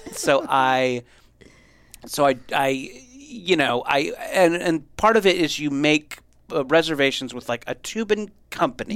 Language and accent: English; Southern California, United States; I grew up in Southern California